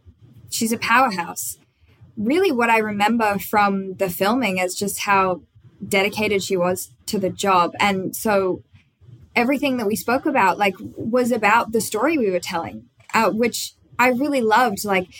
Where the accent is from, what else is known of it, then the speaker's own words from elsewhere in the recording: Australia; accent: Australian; I could not play Katie with an Australian accent because I learned all her lines as an American.